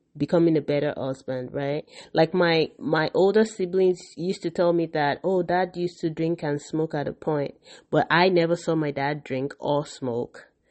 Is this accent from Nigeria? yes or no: yes; Nigeria; I grew up in Nigeria